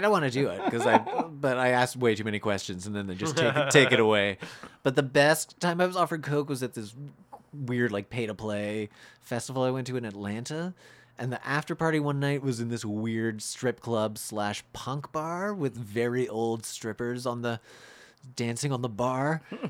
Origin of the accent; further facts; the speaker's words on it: Canada; I drank out of the non-European water fountain because I'm not European. I'm Canadian.